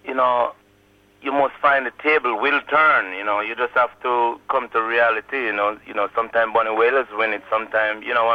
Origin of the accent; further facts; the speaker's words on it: Kingston, Jamaica; I grew up in Kingston 11. You know, they call it Waterhouse.